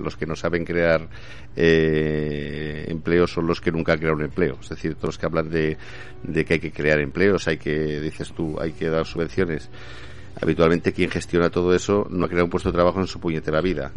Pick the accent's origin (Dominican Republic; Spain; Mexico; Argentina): Spain; Zaragoza, Aragon; Yo soy de Zaragoza.